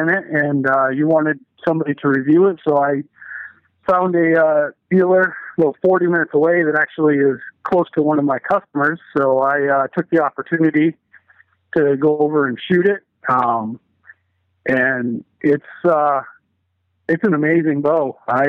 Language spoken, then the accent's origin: English; Maine, United States; now in Lansing, United States; I am from Lansing, Michigan, originally out of Maine.